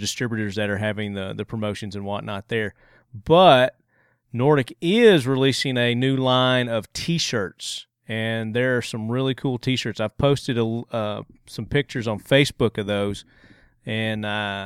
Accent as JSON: {"language": "English", "town": "Murfreesboro", "region": "Tennessee", "country": "United States", "tie": "born or raised there", "said": "here in my hometown of Murfreesboro, Tennessee"}